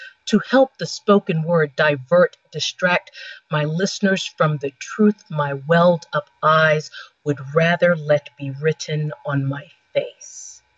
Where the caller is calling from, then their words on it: Rock Hill, South Carolina, United States; I am calling from Rock Hill, South Carolina. It is 10:05 p.m. over here. I live about a half hour away from the North South Carolina border.